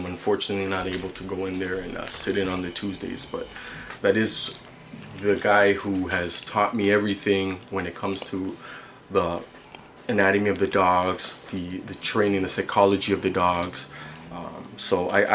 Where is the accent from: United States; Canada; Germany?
Canada; I'm Canadian